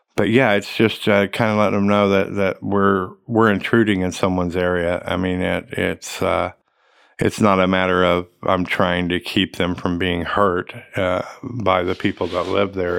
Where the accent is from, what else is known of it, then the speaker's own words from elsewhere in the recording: Oklahoma, United States; also born or lived in Tulsa, Oklahoma; I grew up in Oklahoma. I had Oklahoma history. I, you know, I, I, I'm from Oklahoma